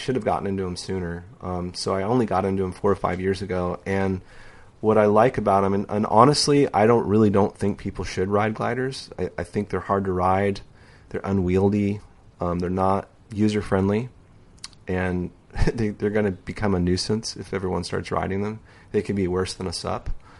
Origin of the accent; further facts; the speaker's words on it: San Diego, California, United States; I grew up surfing in San Diego, and Skip was our hero.